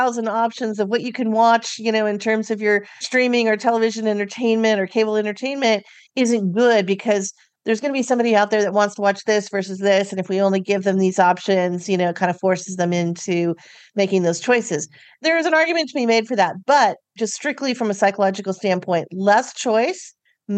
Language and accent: English; California, United States; I'm from California